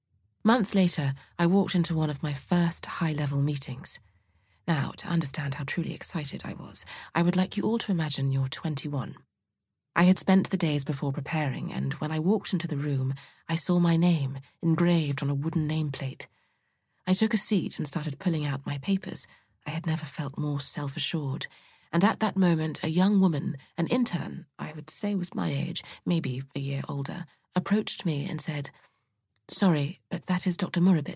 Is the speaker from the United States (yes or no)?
no; Saskatoon, Saskatchewan, Canada; I was born and raised in Saskatoon, Saskatchewan, Canada, so the big city could have been literally anywhere but there.